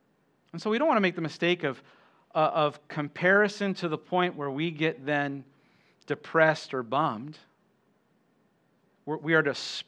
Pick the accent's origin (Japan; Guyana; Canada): Japan; Okinawa; also born or lived in United States; Yeah, I grew up here in Okinawa. My mom's Okinawan. My dad, he was Air Force. And so I was born at Lester Hospital and went to Kadena Elementary and Kadena High School.